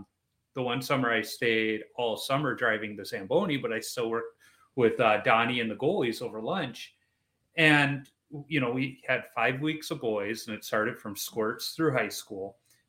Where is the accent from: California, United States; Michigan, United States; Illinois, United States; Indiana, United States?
Illinois, United States; Chicago; moved away; I'm originally from Chicago.